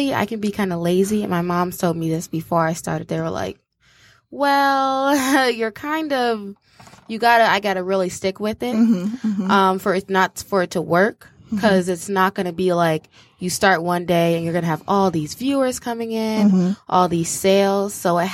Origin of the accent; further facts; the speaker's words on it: Ferndale, Michigan, United States; also born or lived in Detroit, Michigan; now in Ann Arbor, United States; I grew up in Ferndale, which is a small town